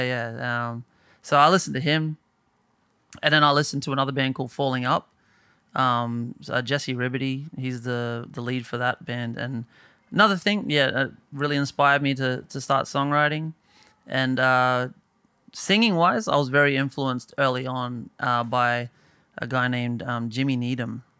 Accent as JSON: {"language": "English", "town": "Bowen", "region": "Queensland", "country": "Australia", "tie": "born or raised there", "moved": "as an adult", "lives_now": "Brisbane, Australia", "said": "I moved initially from Bowen to Brisbane"}